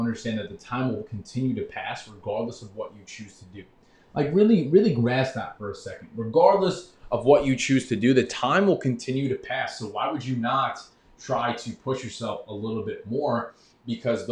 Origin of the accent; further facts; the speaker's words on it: New York, United States; I grew up in New York